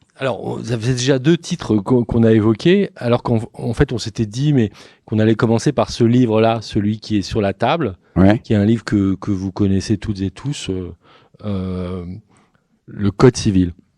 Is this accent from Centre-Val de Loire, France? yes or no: no; Nantes, Pays de la Loire, France; je suis nantais